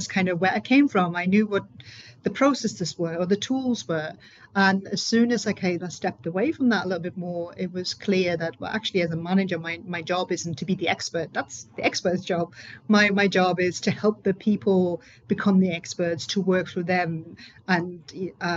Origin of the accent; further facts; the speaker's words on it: Germany; English is a second language; moved away as an adult; now in United Kingdom; So I'm originally from Germany, and I moved to the UK.